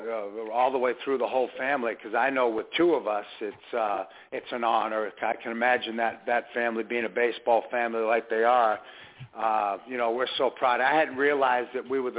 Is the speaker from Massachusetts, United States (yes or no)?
yes; Massachusetts, United States; also born or lived in Methuen, Massachusetts; now in Coweta County, Georgia, United States; Growing up in Massachusetts, I played American Legion